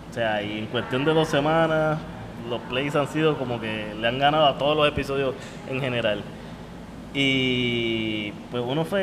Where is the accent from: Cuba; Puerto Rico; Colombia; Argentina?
Puerto Rico; Porque a lo mejor yo te puedo hablar de la Molao y como somos puertorriqueños, pues sabemos que era el alcalde de Cataño.